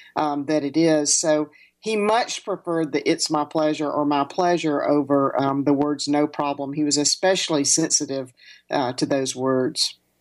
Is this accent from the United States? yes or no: yes; the South, United States; growing up in the South